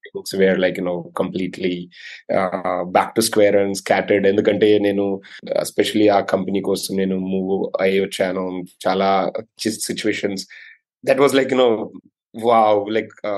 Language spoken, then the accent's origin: Telugu; Nimmapalli, Telangana, India; also born or lived in Mumbai; మా ఊరు I mean మా నేను ముంబైలో పుట్టాను కానీ మా ఊరు వచ్చేసి నిమ్మపల్లి సిరిసలకు దగ్గర ఉంటుంది అనమాట చిన్న ఊరు